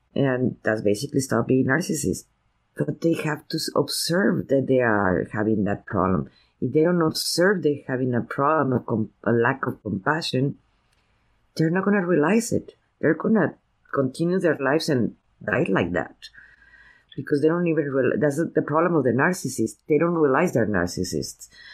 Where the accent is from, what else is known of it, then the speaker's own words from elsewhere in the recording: Veracruz, Mexico; now in United States; my parents are from San Antonio, Texas, I was raised in Veracruz, Mexico